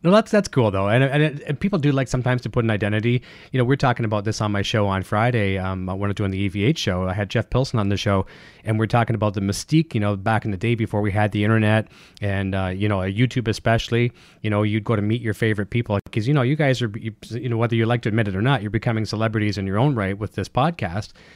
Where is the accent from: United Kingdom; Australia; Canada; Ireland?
Canada; me being Mister Canadian and overpronouncing everything